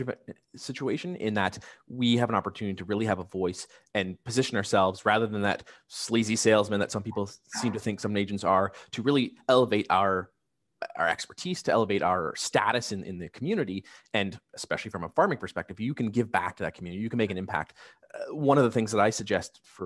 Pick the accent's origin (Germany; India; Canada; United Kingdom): Canada; Niagara, Ontario; now in Hamilton, Canada; I grew up in Niagara. I'm in Hamilton myself